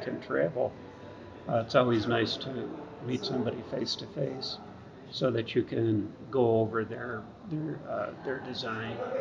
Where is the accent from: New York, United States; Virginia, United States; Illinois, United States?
New York, United States; Rochester; moved away as an adult; now in High Point, United States; I was uh, born and raised in Rochester, New York, and been up there at, up until about two and a half years ago.